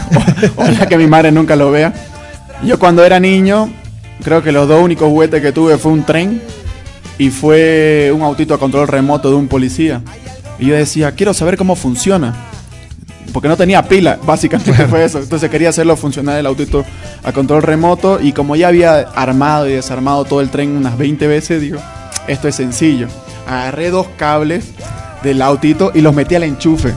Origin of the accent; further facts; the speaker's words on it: Bolivia; yo soy orgulloso de ser boliviano